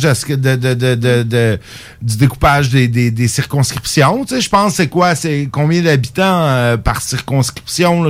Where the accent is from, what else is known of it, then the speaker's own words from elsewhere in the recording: Montreal region, Quebec, Canada; moved away; à la base, je viens de la région de Montréal.